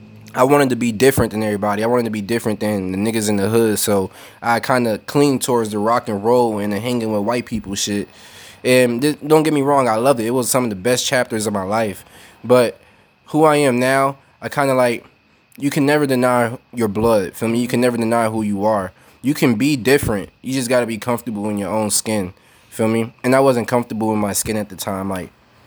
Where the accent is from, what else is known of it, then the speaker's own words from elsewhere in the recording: Brooklyn, New York, United States; I'm from Brooklyn, you know, like, my family grew up in the projects and shit.